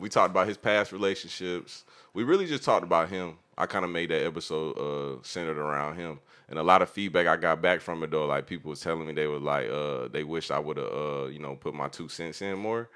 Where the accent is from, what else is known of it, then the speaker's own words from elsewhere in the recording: Jacksonville, Florida, United States; He's from where I'm from